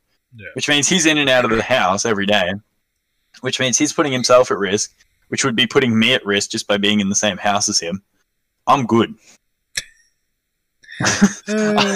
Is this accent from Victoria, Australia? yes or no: yes; near Sale, Victoria, Australia; It's still 45 minutes away from my hometown.